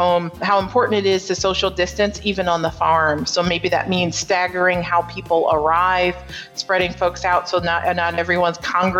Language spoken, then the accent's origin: English; Northeast, United States; despite growing up in the Northeast and more of an urban setting, I had always been an ag advocate